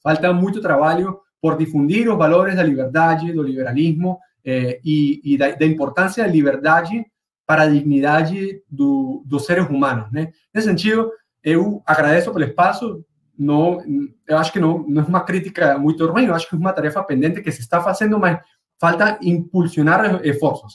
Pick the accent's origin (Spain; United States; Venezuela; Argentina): Venezuela